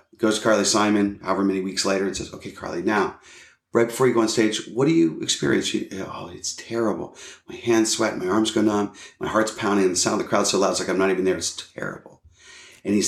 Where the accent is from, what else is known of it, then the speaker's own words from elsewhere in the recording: Pittsburgh, Pennsylvania, United States; moved away; I'm a kid from Pittsburgh